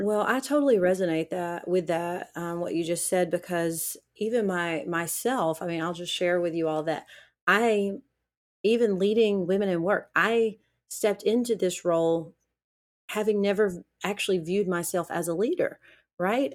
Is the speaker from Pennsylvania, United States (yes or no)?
no; Alabama, United States; growing up in the South in Alabama